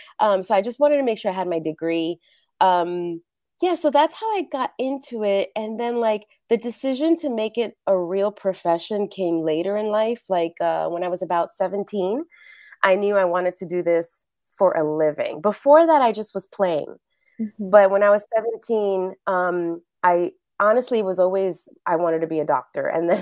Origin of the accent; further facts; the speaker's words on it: New York, United States; now in Los Angeles, United States; I'm originally from New York, been living in LA a really long time.